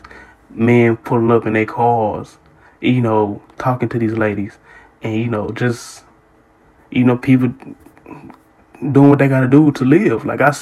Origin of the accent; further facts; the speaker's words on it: Houston, Texas, United States; I grew up, if you from Houston, you know what it is. Like, I grew up in Trinity Garden.